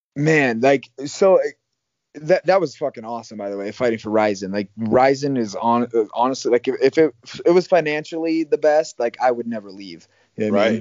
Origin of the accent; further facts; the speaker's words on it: Iowa, United States; moved away as an adult; also born or lived in Arizona; now in Las Vegas, United States; I grew up in Iowa